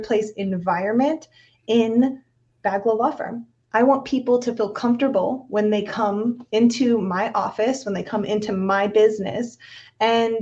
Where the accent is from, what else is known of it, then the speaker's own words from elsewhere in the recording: Vista, California, United States; I hail from Vista, California. I was fortunate enough to have been brought up in the North County, San Diego suburban lifestyle.